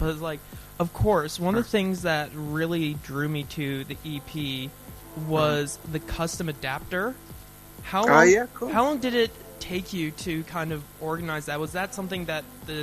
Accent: Vancouver, British Columbia, Canada; also born or lived in New Zealand; now in Dunedin, New Zealand; I'm from Canada originally

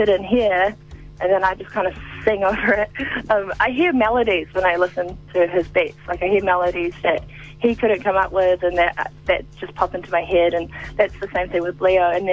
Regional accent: Auckland, New Zealand; growing up in Auckland City, it's like quite diverse

